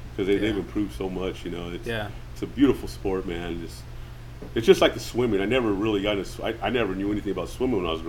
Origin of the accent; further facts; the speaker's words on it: Hayward, California, United States; I grew up in Hayward, California